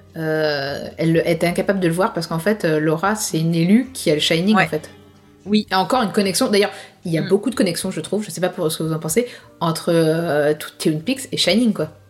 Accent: France; chez nous en France

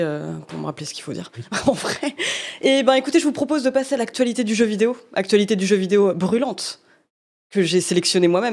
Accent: Normandy, France; accent: Norman (cauchois); on m'a déjà fait remarquer que j'avais un accent normand parfois

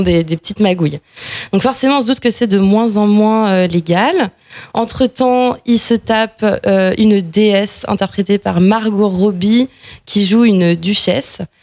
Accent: France; on est français

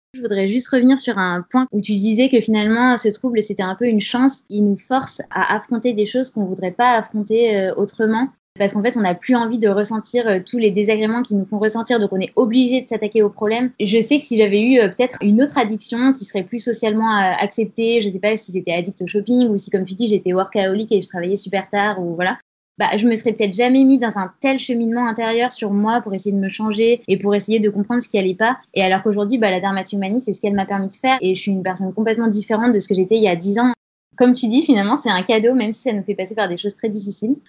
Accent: Grenoble, Auvergne-Rhône-Alpes, France; now in Paris, France; J'ai 29 ans, je viens de Grenoble

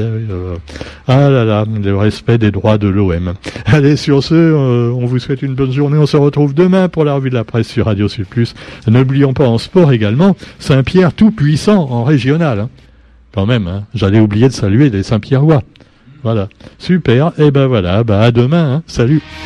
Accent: Madagascar; chez nous à Madagascar

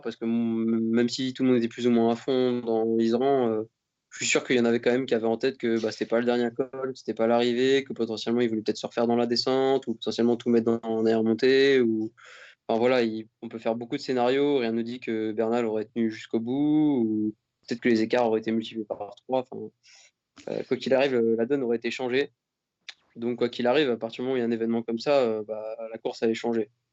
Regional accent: France; en tant que Français

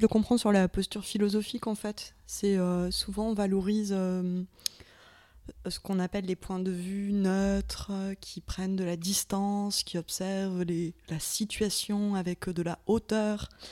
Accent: the South, southern France, France; accent: southern (sudiste); mon accent anglais, euh, terriblement sudiste

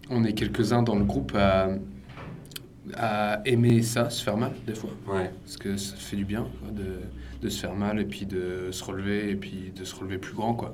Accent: Jersey; moved away; also born or lived in Vendée; moi je suis de Jersey, britannique.

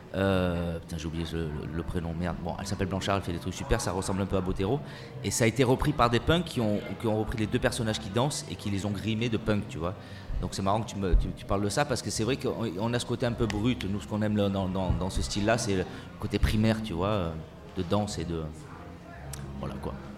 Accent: Marseille, Provence-Alpes-Côte d'Azur, France; moi, je suis, je suis un pur produit de Marseille. Euh, je suis né à Marseille

